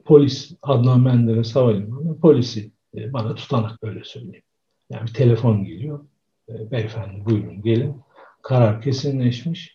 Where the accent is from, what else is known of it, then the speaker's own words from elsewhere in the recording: Konya, Turkey; moved away; also born or lived in Istanbul / Izmir; Ben Konyalıyım.